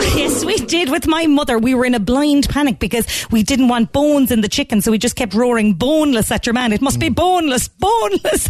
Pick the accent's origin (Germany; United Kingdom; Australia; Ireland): Ireland; Cork, Munster; we're from Cork